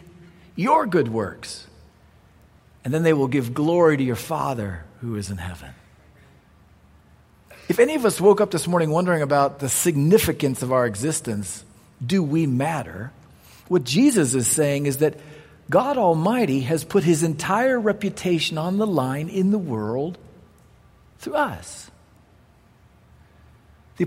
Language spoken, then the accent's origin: English; United States; as an American